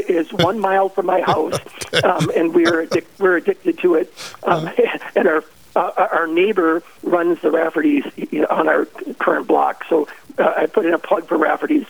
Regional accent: Fargo, North Dakota, United States; moved away as an adult; also born or lived in Minnesota; now in Nisswa, United States; So I grew up in Fargo, and my parents are Catholic.

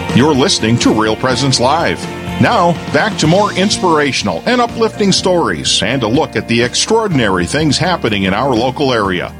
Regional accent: Torrington, Wyoming, United States; moved away as an adult; I grew up originally in Torrington, Wyoming, all the way south, uh, north of Cheyenne, right by Nebraska, little farm community.

